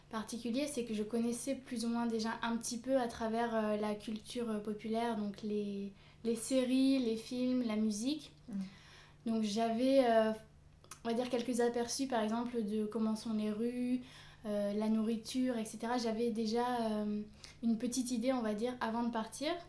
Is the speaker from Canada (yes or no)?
no; France; also born or lived in South Korea; j'ai 22 ans bientôt 23. Je suis française et j'ai vécu pendant 6 mois à peu près en Corée du Sud.